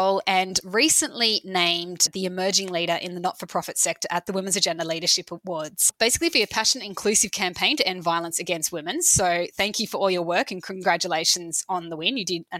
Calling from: New South Wales, Australia; I'm joining you from Gadigal land.

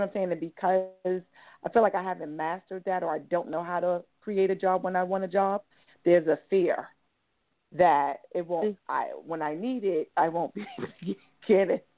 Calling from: New York, United States; New York.

